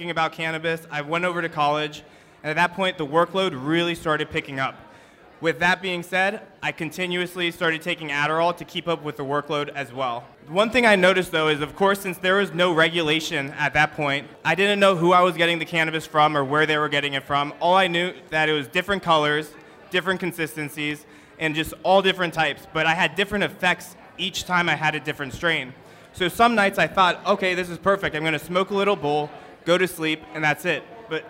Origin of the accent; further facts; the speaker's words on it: Northern Virginia, United States; I grew up actually in Northern Virginia